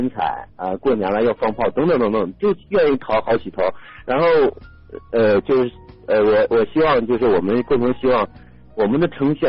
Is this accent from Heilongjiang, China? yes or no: yes; Qiqihar, Heilongjiang, China; moved away; also born or lived in Beijing; 然后我从小在黑龙江长大，